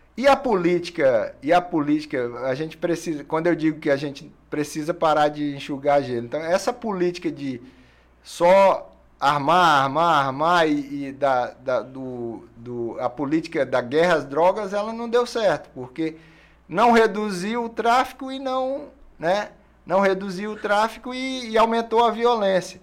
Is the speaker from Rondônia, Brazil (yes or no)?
no; Rio Branco, Acre, Brazil; Sou acriano de Rio Branco.